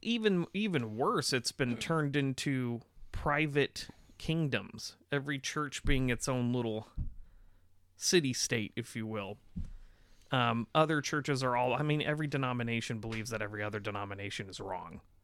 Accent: United States; we're American.

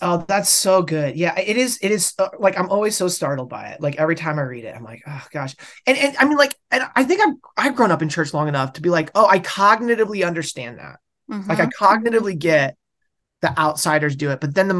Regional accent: West Coast, United States; and I'm from the West. I grew up in the West Coast.

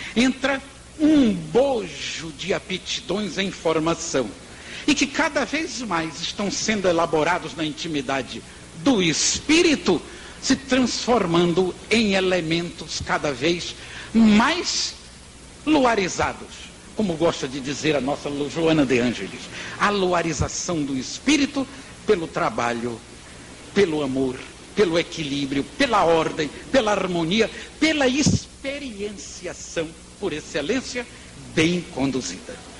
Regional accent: Bahia, Brazil; eu sou baiano

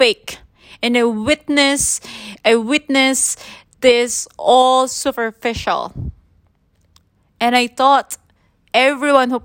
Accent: Philippines; I'm from the Philippines

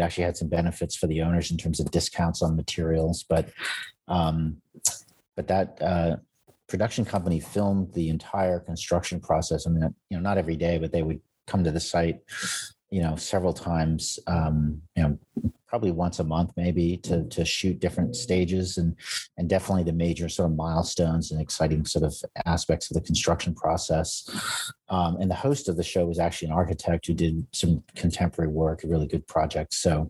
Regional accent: United States; And, you know, I'm an American architect.

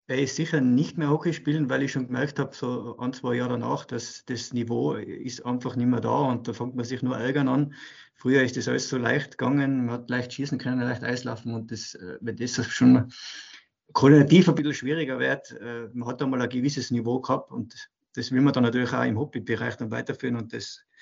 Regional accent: Austria; als Österreicher Profitrainer zu sein, ja, gibt es nicht viele

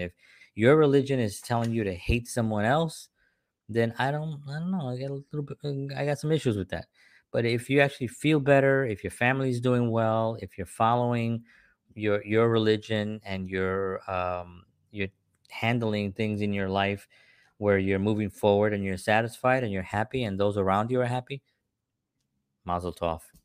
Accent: New York City, New York, United States; when I was growing up in the South Bronx

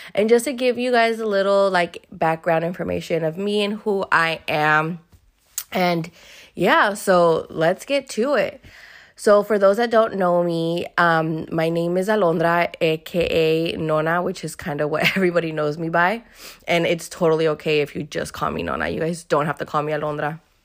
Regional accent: Hayward, California, United States; I was born and raised here in Hayward, California.

